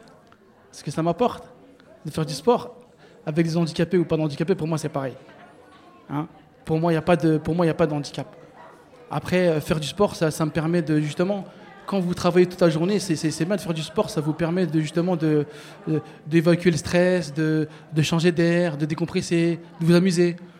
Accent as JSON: {"language": "French", "town": "Bobigny", "region": "Île-de-France", "country": "France", "tie": "born or raised there", "said": "je suis né, j'ai grandi à Bobigny"}